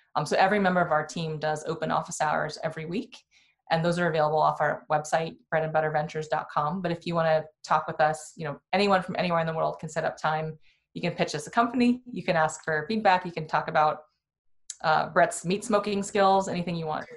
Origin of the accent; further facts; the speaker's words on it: Iowa, United States; also born or lived in Bay Area; now in Minnesota, United States; I was born in Iowa